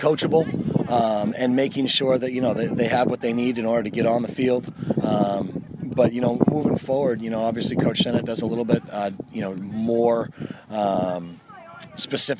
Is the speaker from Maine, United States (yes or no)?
yes; Gorham, Maine, United States; I grew up in Gorham